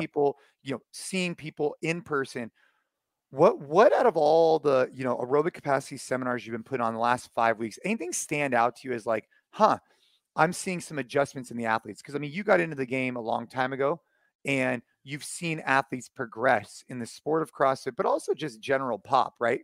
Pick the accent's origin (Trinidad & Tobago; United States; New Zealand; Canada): United States; here in the, in the, um, U S, actually, actually at my hometown